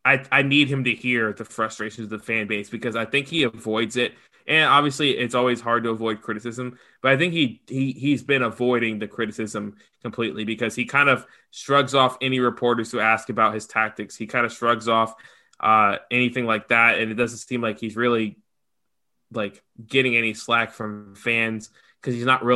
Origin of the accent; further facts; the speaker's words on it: United States; being an American